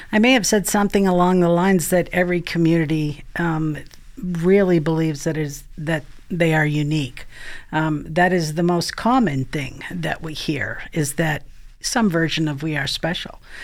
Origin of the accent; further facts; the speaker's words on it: Maine, United States; So I actually am from Maine, um, which some of you may be able to pick up in my accent